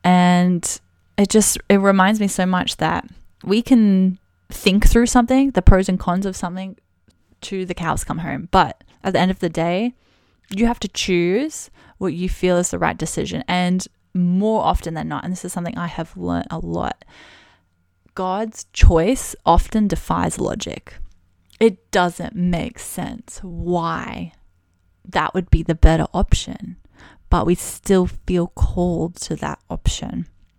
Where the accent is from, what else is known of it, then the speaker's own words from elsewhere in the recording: Brisbane, Queensland, Australia; So I'm actually originally from Brisbane in Australia.